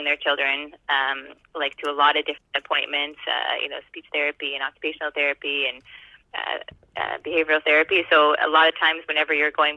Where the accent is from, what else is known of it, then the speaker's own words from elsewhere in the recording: Halifax, Nova Scotia, Canada; I'm from Halifax, Nova Scotia